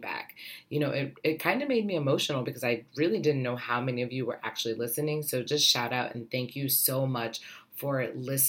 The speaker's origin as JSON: {"language": "English", "region": "Ohio", "country": "United States", "moved": "yes", "lives_now": "New York City, United States", "said": "I am originally from Ohio. I am living in New York City"}